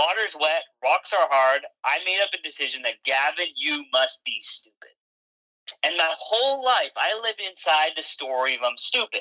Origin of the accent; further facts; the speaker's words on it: Canada; also born or lived in England; I was born in England and I moved to Canada when I was about 6 years old